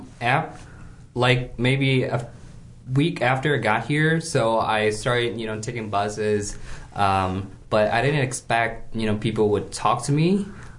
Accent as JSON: {"language": "English", "country": "China", "tie": "born or raised there", "moved": "as an adult", "lives_now": "United States", "said": "growing up in China"}